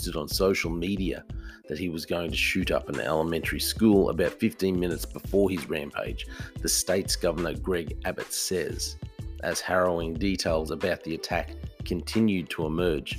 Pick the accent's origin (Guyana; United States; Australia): Australia; I'm from Australia